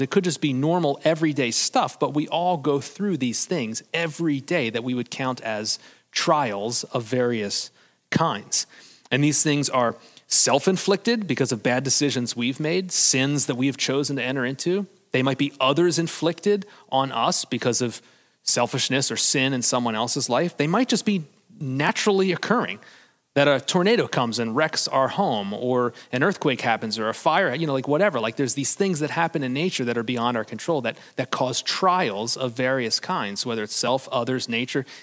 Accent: United States; as Americans

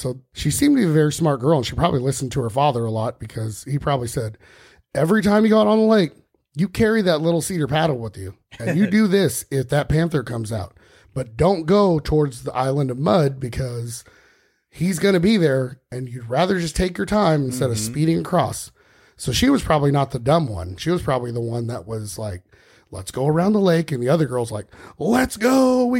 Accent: California, United States; I'm from California, dude.

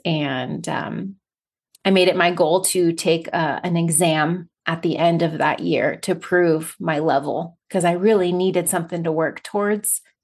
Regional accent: United States; first language English; also born or lived in Barcelona, Spain; as an American

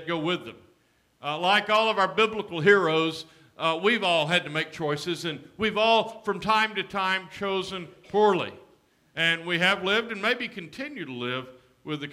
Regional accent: Alexander City, Alabama, United States; The African-American high school in my hometown was Laurel High School. Its colors were black and gold. The white school was Benjamin Russell

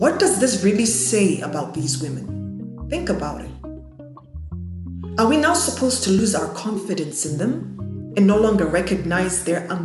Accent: Zimbabwe; I come from Zimbabwe

